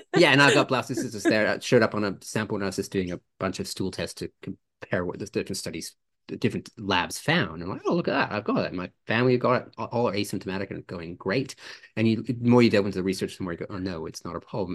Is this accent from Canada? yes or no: yes; Canada; now in Australia; I grew up in Canada